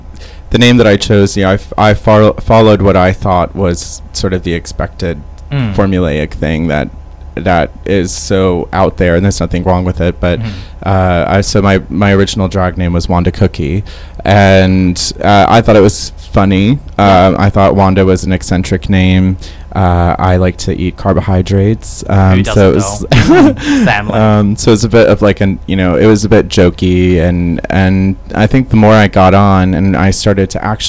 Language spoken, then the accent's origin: English; United States; also born or lived in New York City; now in London, United Kingdom; I'm from America.